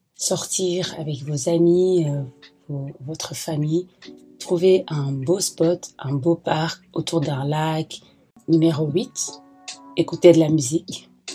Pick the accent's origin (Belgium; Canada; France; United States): Belgium; moi je viens de la Belgique